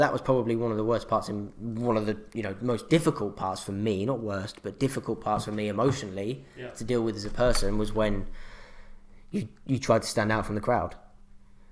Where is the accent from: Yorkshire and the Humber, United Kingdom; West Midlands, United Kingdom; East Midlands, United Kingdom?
East Midlands, United Kingdom; Northampton; moved away as an adult; now in Australia; I'm from Northampton in the UK.